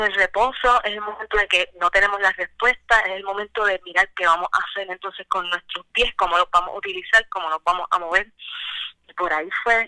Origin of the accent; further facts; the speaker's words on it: Puerto Rico; now in Cayey, Puerto Rico; Yo soy original del Bonito